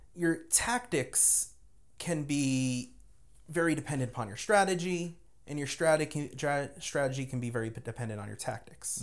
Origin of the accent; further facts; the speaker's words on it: Lyndhurst, New Jersey, United States; moved away; I grew up in Jersey, uh, like, literally, uh, within spitting distance of Manhattan